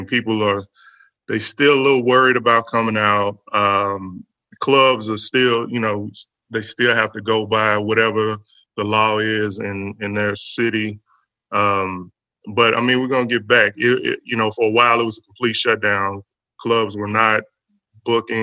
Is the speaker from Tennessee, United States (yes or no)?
yes; Nashville, Tennessee, United States; I was born and raised in Nashville, Haynes Mountain